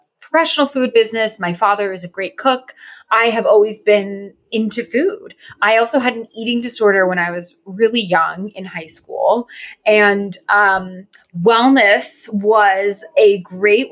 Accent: Connecticut, United States; also born or lived in Los Angeles; now in Brooklyn, United States; I am from Connecticut. I currently live in Brooklyn.

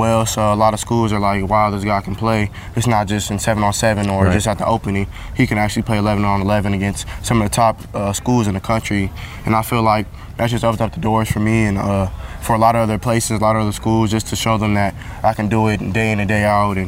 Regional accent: California, United States; the same place I come from, and they understand how it is growing up in California

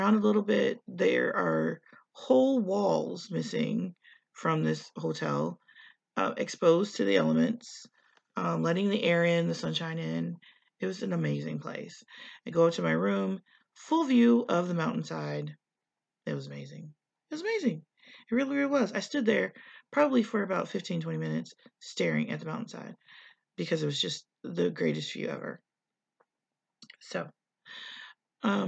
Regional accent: Indiana, United States; I come from Indiana. We're pretty landlocked except for Lake Michigan.

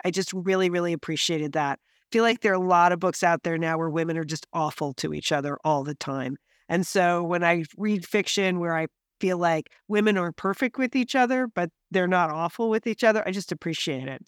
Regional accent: Pasadena, California, United States; born or raised there

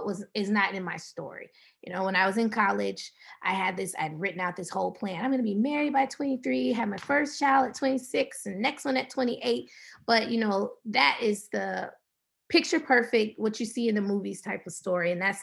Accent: the South, United States; We're from the South, so, we put a little cornbread in the milk a little bit.

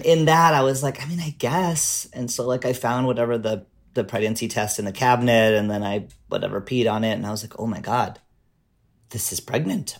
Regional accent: Canada; now in Portland, United States; I'm a Canadian immigrant to the U.S.

